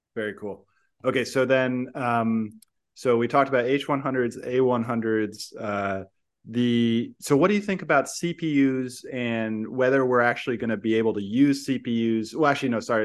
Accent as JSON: {"language": "English", "town": "San Francisco", "region": "California", "country": "United States", "tie": "born or raised there", "moved": "yes", "said": "I grew up in San Francisco. I still love it, but also I moved away"}